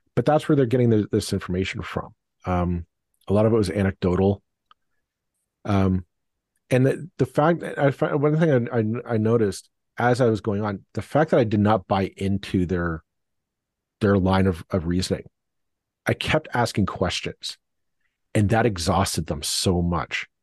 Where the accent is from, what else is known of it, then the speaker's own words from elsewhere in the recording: Burlington, Ontario, Canada; my hometown of Burlington